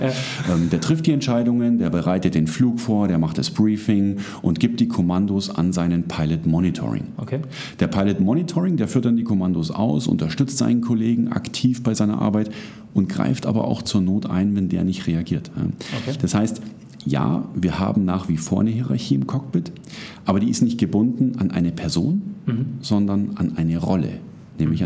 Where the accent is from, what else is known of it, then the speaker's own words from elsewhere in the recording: Munich, Bavaria, Germany; ich komme aus München.